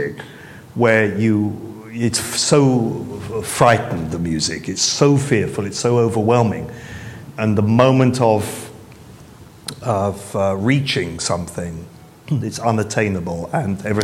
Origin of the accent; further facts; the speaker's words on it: England, United Kingdom; being English